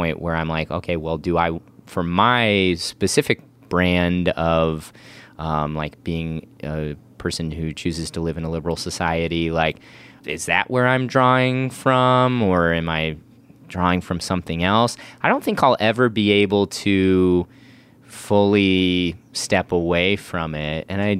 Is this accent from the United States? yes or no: yes; Midwest, United States; now in Los Angeles, United States; growing up in the Midwest in a very Republican context versus like living in LA versus the Midwest. That's its own cultural shift that I'm trying to navigate on top of this faith stuff.